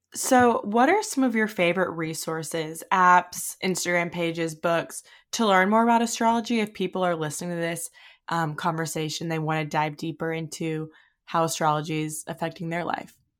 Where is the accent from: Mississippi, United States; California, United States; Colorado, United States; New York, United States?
Mississippi, United States; moved away as an adult; also born or lived in Hawaii; we're from Mississippi, but I moved to Hawaii after college